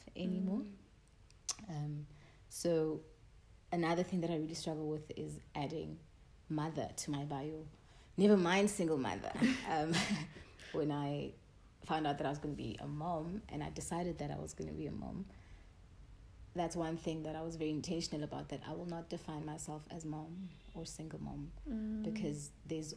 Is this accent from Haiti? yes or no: no; Taung, North West, South Africa; moved away; I was born and bred in Daum.